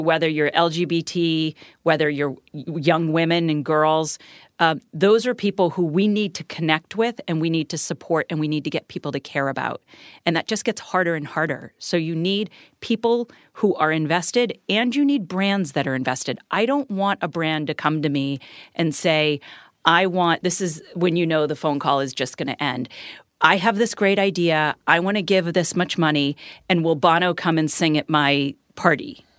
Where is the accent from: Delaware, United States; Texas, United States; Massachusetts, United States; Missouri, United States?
Massachusetts, United States; Boston; I grew up in Boston